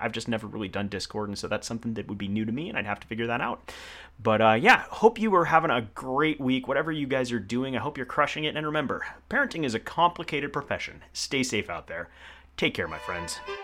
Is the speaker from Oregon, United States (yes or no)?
yes; Portland, Oregon, United States; growing up in Portland, I think that that's a metropolitan area.